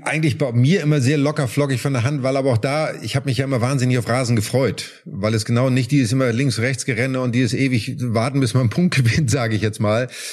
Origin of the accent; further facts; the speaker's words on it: Germany; wir sind natürlich in Deutschland damit groß geworden